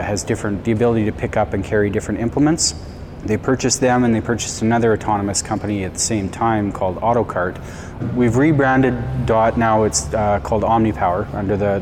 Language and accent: English; Langbank, Saskatchewan, Canada; moved home for some personal family reasons, and I'm from Langbank, Saskatchewan.